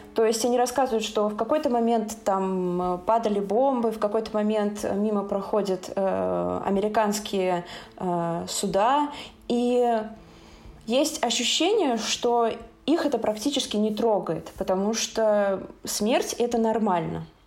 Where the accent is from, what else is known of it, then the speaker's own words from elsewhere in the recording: Saint Petersburg, Russia; я из Санкт-Петербурга